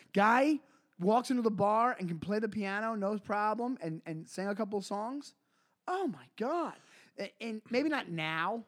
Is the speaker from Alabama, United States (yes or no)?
no; Long Island, New York, United States; I'm from Long Island